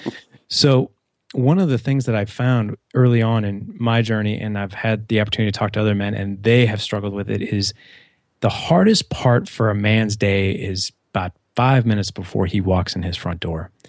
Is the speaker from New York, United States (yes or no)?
no; St. Louis, Missouri, United States; I grew up in Saint Louis, so Midwest.